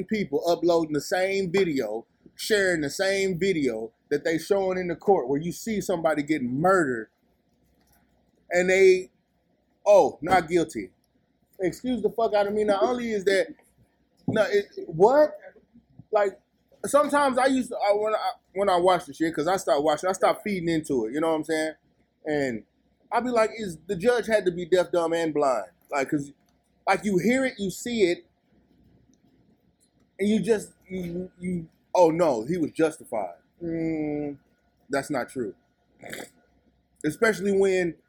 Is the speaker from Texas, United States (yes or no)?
yes; Texas, United States; I'm from Texas.